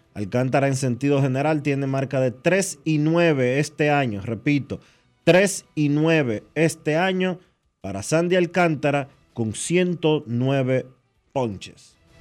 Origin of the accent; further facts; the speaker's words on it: Dominican Republic; Nosotros como dominicanos